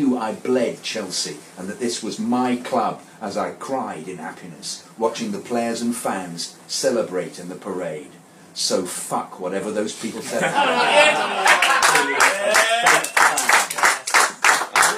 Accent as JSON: {"language": "English", "country": "India", "tie": "born or raised there", "said": "I was born and raised in India."}